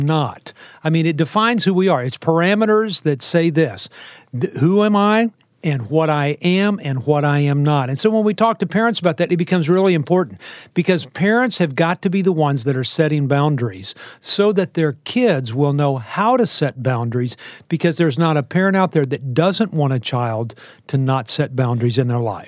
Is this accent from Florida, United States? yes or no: no; Texas, United States; I, I live in Texas. I'm a Texan. I was born in Texas